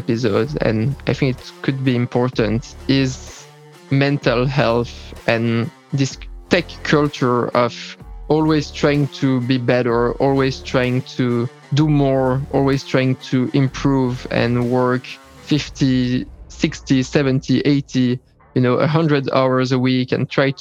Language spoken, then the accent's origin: English; Belgium; I'm from Belgium